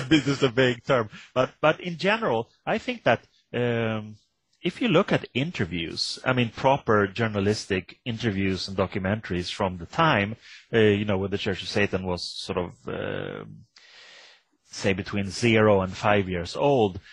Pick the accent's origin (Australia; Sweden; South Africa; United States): Sweden; I come from Sweden